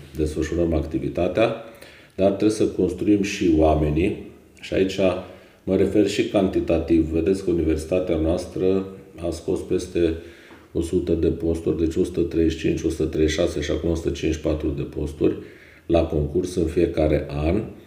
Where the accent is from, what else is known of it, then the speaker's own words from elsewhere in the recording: Ineu, Arad County, Romania; m-am născut uh, în Ineu, județul Arad, unde am și absolvit uh, liceul Mihai Viteazu